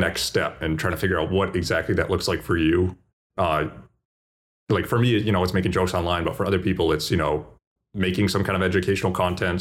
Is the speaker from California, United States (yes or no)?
no; Boston, Massachusetts, United States; I'm from Boston